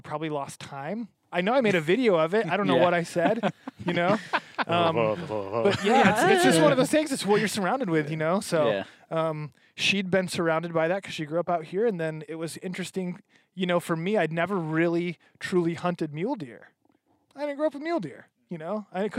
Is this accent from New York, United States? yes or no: no; Michigan, United States; moved away as an adult; Yeah, I grew up 23 years in Michigan hunting out of a tree stand